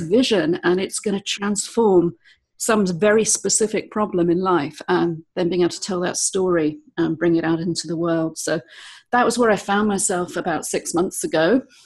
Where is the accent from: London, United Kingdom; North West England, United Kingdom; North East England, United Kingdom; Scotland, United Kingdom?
London, United Kingdom; moved away as an adult; also born or lived in eastern Spain; now in Spain; I'm from London originally